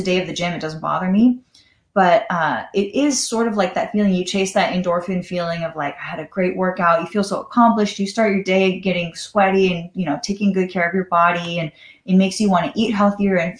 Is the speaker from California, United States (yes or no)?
yes; Los Angeles, California, United States; growing up in Los Angeles, I was that hard partying, drinking all the time